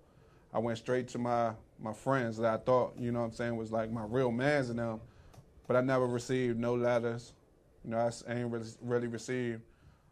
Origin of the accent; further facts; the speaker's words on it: Morningside, Maryland, United States; also born or lived in Camp Springs, Maryland; I was born, you know, right there on Camp Springs, you know, Malcolm Grow Hospital. I grew up in Morningside